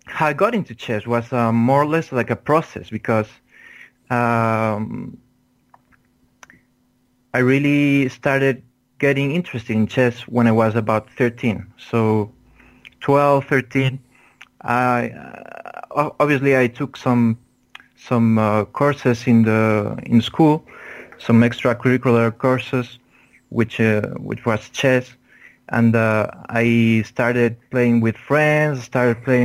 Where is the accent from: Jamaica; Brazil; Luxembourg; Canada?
Luxembourg; moved away as an adult; also born or lived in Pamplona, Spain; now in Madrid, Spain; my nationality is Spaniard, but actually I lived 20 years in Luxembourg. So actually I grew up in Luxembourg.